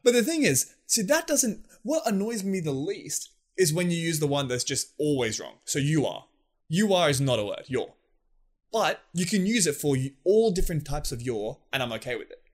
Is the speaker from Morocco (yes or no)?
no; Australia; us as Aussie boys, we love having a beer